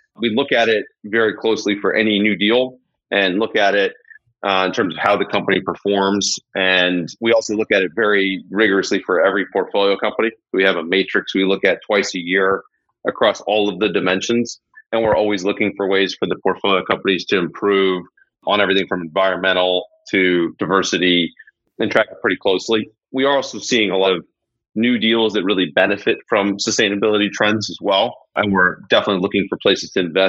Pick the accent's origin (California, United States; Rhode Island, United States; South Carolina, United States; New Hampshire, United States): California, United States; Los Angeles; I grew up in Los Angeles